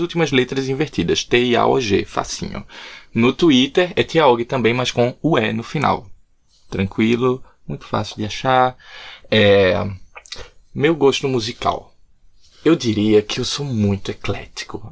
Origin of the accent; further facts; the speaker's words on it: Recife, Pernambuco, Brazil; moved away as an adult; also born or lived in João Pessoa, Brazil; now in Dublin, Ireland; Eu sou de Recife.